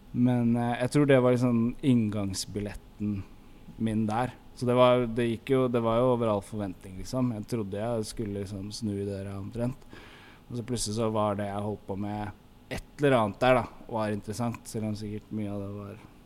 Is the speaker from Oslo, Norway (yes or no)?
yes; Oslo, Norway; vi vokste opp sammen på Lambertseter